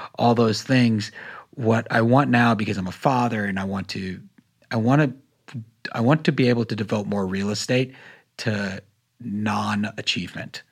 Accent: North Carolina, United States; I grew up in North Carolina

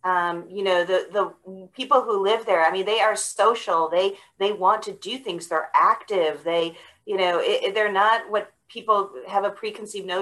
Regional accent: Buffalo, New York, United States; now in Georgia, United States; I grew up in Buffalo, but my parents were not from Buffalo

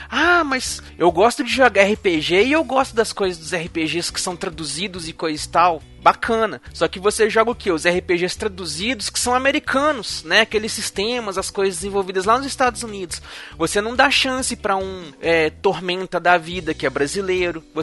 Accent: Brazil

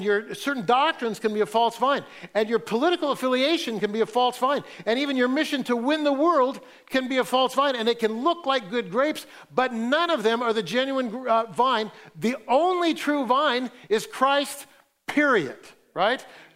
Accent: Fresno, California, United States; I grew up in Fresno, and so I didn't grow up in wine country, but I grew up in raisin country

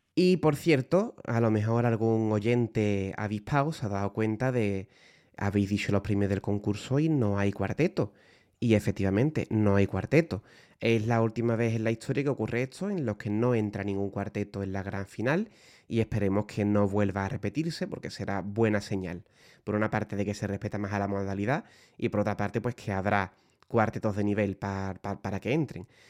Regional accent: Puerto Real, Andalusia, Spain; Pater y yo somos de Puerto Real, como ya he dicho antes, nos hemos criado muy cerquita de Cádiz

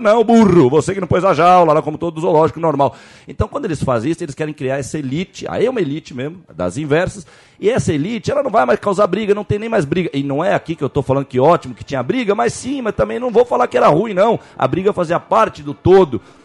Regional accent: Jordanópolis, São Paulo, Brazil; Eu sou lá de Jordanópolis, da favela naval

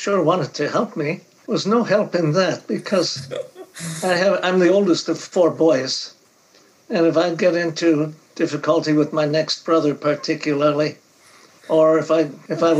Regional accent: United States; first language English; I'm from America. English is my normal language

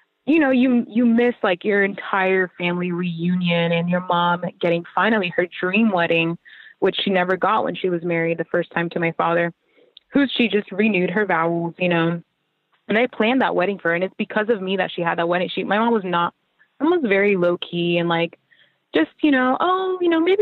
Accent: Puerto Rico; moved away; where I grew up, like my home, like my heart and soul is like in Puerto Rico

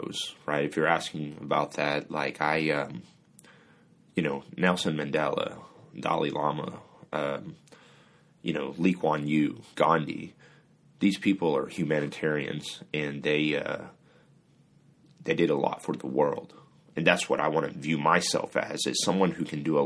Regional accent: Singapore; also born or lived in Kansas, United States; now in United States; I'm originally from Singapore. I was born in Singapore.

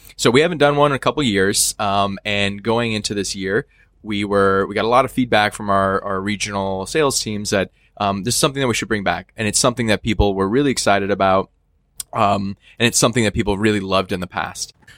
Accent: Northwest, United States; I'm from the Northwest

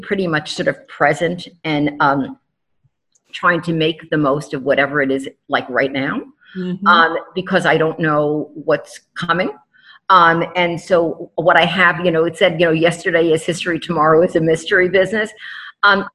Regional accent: New York City, New York, United States; moved away; New York City, my hometown

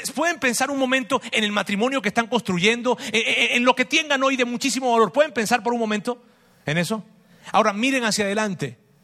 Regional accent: Venezuela; moved away; mi país, Venezuela. Es, muy difícil lo que está pasando en Venezuela. Tenemos familia allá

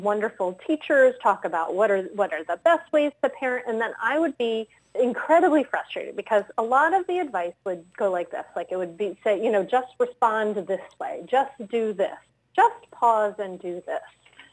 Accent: Rhode Island, United States; moved away as an adult; now in Wilmington, Delaware, United States; I grew up in Rhode Island

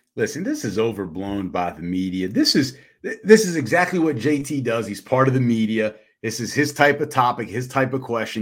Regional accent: United States; we're Americans

